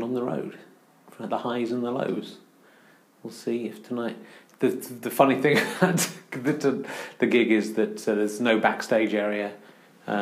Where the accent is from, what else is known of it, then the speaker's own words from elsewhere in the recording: Cheddar, South West England, United Kingdom; moved away; also born or lived in London; I grew up nearby. I grew up in Cheddar in Somerset.